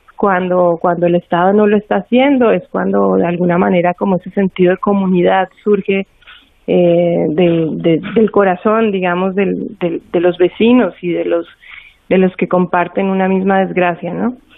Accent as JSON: {"language": "Spanish", "country": "Colombia", "said": "yo como colombiana hice estos cuatro viajes de frontera"}